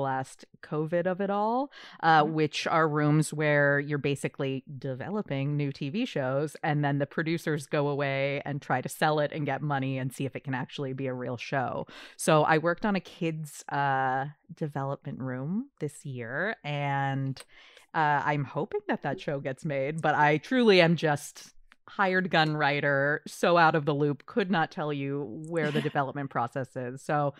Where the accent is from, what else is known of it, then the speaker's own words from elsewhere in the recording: Canada; Hello, Canada. I'm also Canadian. I don't know why I said that like an outsider. I'm half Canadian, half American.